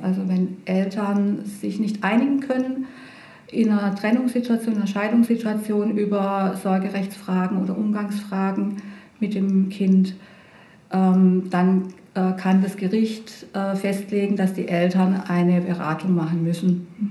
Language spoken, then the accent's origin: German; Pforzheim, Baden-Württemberg, Germany; also born or lived in Heidelberg; now in Bretten, Germany; Ich bin in Pforzheim zur Schule gegangen